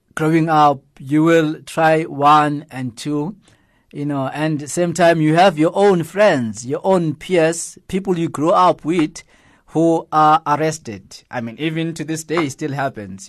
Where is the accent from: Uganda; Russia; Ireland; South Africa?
South Africa; Johannesburg, Gauteng; especially where I grew up in Alex